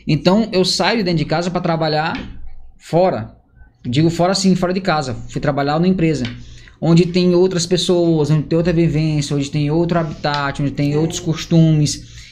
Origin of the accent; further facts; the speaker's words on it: Parnaíba, Piauí, Brazil; Sou de Parnaíba. É, nasci em Parnaíba